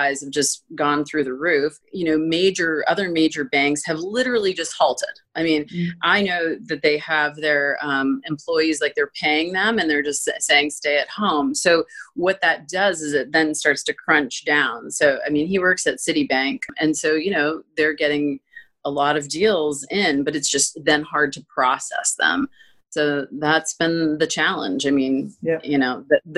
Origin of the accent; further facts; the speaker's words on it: Florida, United States; moved away; I'm from Florida and it is beautiful there